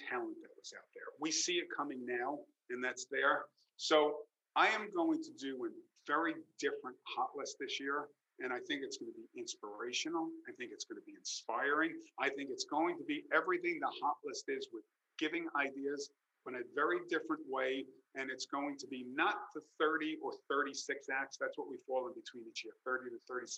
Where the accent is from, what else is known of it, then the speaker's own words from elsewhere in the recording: New York, United States; as a New Yorker